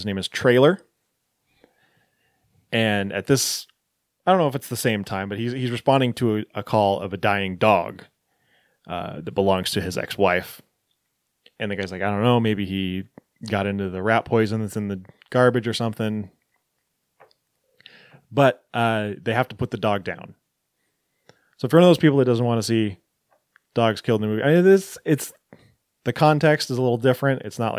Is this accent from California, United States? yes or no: no; Enumclaw, Washington, United States; I know it's surprising because I'm from Enumclaw